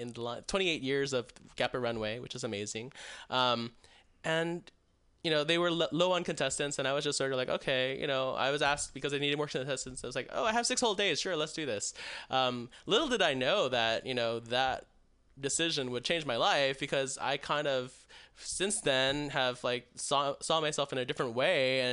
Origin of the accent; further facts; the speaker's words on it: Texas, United States; moved away as an adult; also born or lived in Chicago / San Diego; now in California, United States; After I moved out of Texas, which I'm from Texas